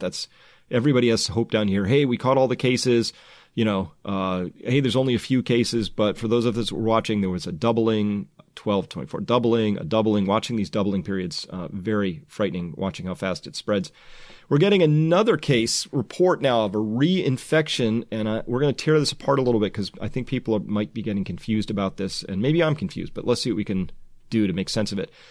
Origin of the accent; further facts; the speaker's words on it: United States; I'm from the United States